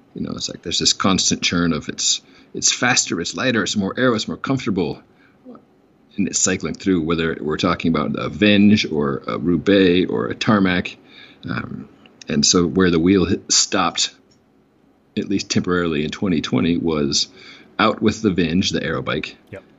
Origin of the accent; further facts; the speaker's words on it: New Mexico, United States; my home state of New Mexico